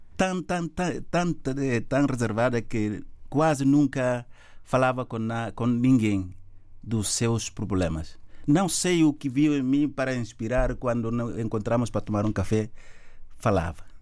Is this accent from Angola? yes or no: no; Gabú, Guinea-Bissau; moved away; nasci em Gabo, sou do Gabo